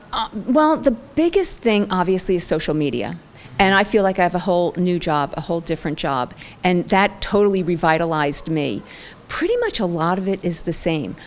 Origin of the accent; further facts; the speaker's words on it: Ridgewood, New Jersey, United States; also born or lived in Franklin Lakes, New Jersey / Boston, Massachusetts; I was born and raised in New Jersey, Franklin, Ridgewood, New Jersey